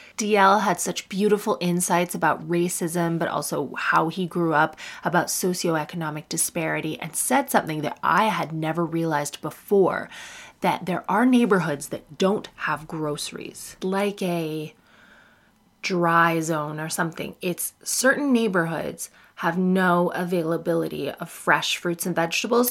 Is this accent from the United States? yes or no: no; Canada; now in United Kingdom; I'm Canadian